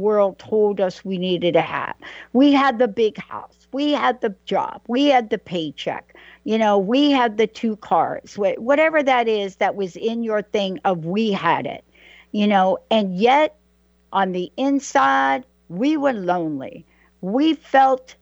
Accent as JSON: {"language": "English", "region": "New York", "country": "United States", "said": "I'm a girl from New York"}